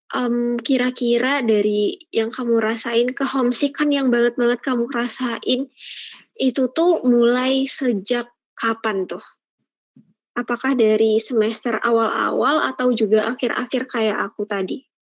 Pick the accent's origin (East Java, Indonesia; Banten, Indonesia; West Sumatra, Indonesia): West Sumatra, Indonesia; Padang; moved away as an adult; now in Semarang, Indonesia; aku kan asalnya dari Padang ya Feb uh, dan itu tuh emang dari kecil di Padang